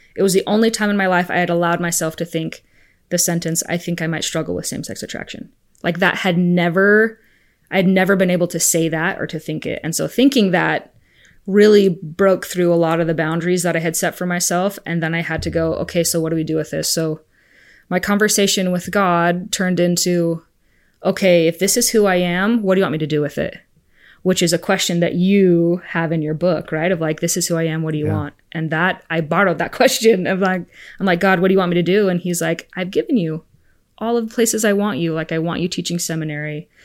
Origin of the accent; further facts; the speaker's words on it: Arizona, United States; also born or lived in Spain; I'm from Arizona. I'm an Arizona girl